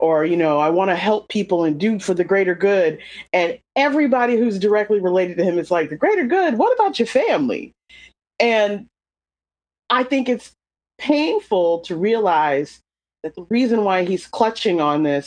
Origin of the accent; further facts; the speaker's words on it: North Carolina, United States; I'm from North Carolina.